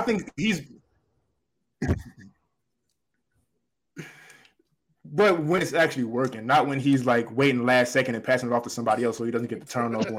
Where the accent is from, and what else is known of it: Miami-Dade County, Florida, United States